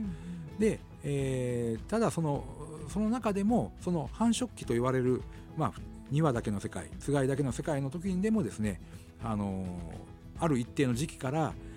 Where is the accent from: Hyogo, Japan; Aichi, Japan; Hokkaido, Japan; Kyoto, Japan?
Hokkaido, Japan; Kushiro; 地元の釧路